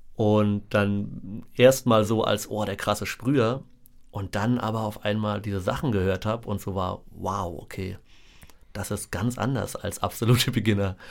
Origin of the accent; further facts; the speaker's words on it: Berlin, Germany; meine Erinnerungen an meine Kindheit in Berlin sind tatsächlich sehr romantisch verklärt, weil ich einfach direkt an der Mauer gewohnt habe.